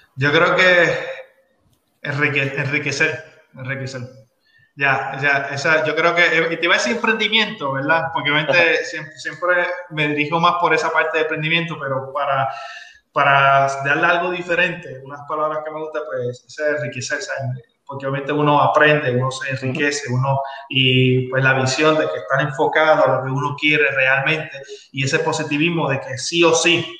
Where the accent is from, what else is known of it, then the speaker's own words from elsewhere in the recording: Puerto Rico; somos muchos los puertorriqueños que hemos trabajado en películas